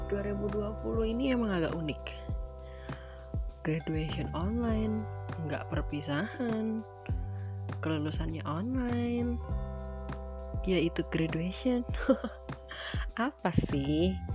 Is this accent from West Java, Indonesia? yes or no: yes; West Java, Indonesia; misalnya kayak aku orang Sunda